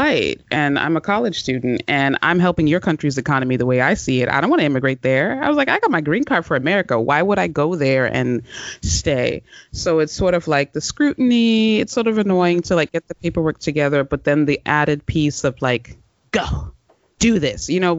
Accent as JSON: {"language": "English", "country": "United States", "tie": "born or raised there", "said": "I was a green card holder for a long time, and I'm American, regardless of what the passport is at this point. I've grown up here. This is home"}